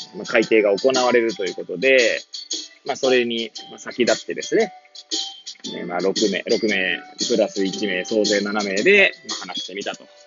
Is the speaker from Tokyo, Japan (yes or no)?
yes; Hachioji, Tokyo, Japan; moved away as an adult; now in Kamaishi, Japan; 八王子生まれ、八王子育ち、震災の前の年から玉石で働く